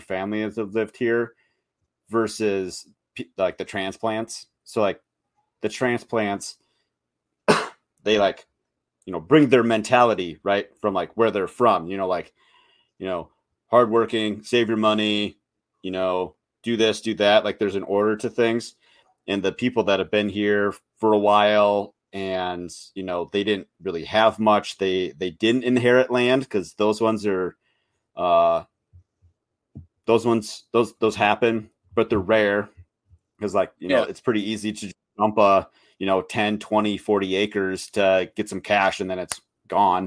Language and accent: English; Minnesota, United States; also born or lived in Western Montana; now in Montana, United States; I'm in Western Montana, right? And I moved here, so I'm originally from Minnesota, and you can tell